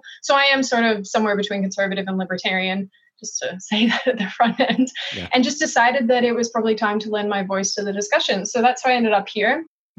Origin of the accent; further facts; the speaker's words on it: Melbourne, Victoria, Australia; accent: hybrid; I was born and raised in Melbourne, Australia. My mom is American, which is why I have this hybrid jacked accent.